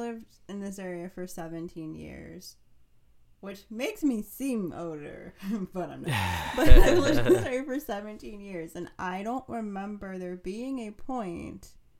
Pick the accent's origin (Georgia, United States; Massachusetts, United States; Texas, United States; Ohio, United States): Ohio, United States; moved away; also born or lived in Pittsburgh; No, I'm originally from Ohio, and I have memories of white Christmases in the Midwest.